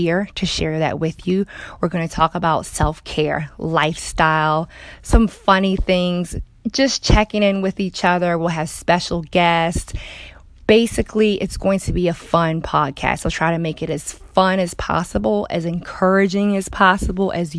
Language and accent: English; Baltimore, Maryland, United States; moved away as an adult; also born or lived in North Carolina / Georgia / California; I'm from Baltimore, Maryland